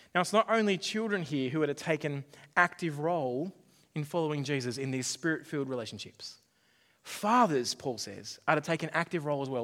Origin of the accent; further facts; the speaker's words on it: Australia; my background as, as an Australian